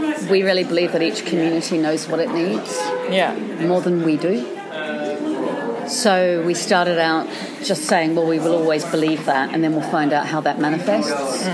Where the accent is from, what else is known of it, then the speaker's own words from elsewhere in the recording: New Zealand; I grew up in New Zealand